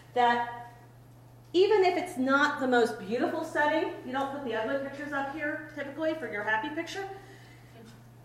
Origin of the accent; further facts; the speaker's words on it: Cleveland, Ohio, United States; moved away; also born or lived in Green Bay, Wisconsin / Cincinnati, Ohio; I grew up in Cleveland